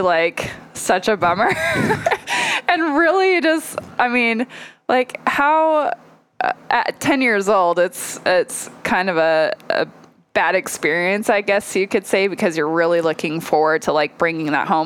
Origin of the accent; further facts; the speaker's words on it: Lewiston, Idaho, United States; I grew up in Lewiston, Idaho